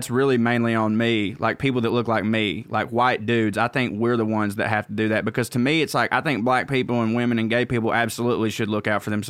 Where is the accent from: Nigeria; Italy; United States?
United States; the South; accent: Southern; because woe is me, little southern white man or whatever, but like anytime, you know, when people hear my accent